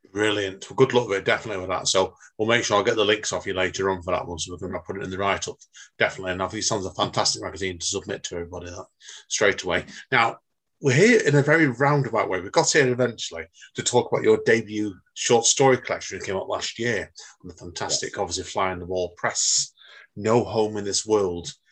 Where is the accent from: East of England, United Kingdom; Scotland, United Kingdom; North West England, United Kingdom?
North West England, United Kingdom; Manchester; I was born myself in Manchester